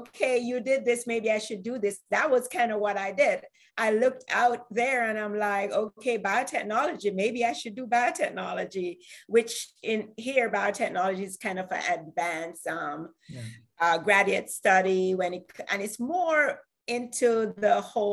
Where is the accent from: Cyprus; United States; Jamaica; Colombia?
Jamaica; I am from Jamaica.